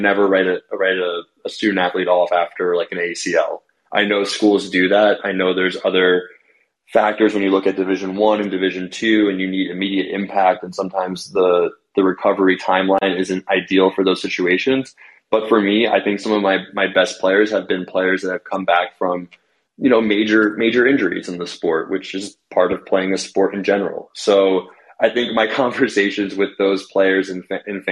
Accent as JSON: {"language": "English", "region": "New Jersey", "country": "United States", "also_born_or_lived": "Manhattan", "moved": "yes", "lives_now": "New York City, United States", "said": "I'm from New Jersey originally"}